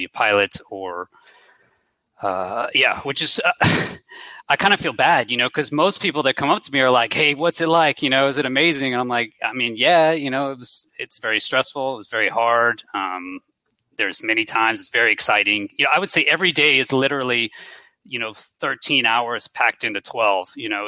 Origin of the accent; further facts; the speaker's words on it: Houston, Texas, United States; moved away as an adult; I grew up in Houston, Texas